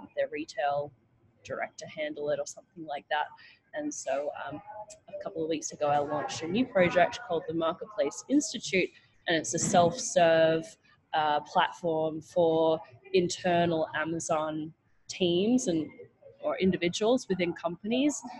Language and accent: English; Australia; moved away as an adult; also born or lived in New York, United States; I'm from Australia